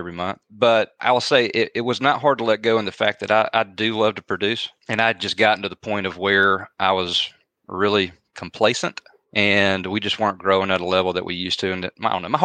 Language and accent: English; Carrollton, Georgia, United States; I'm from Carrollton. So I wanted to come back home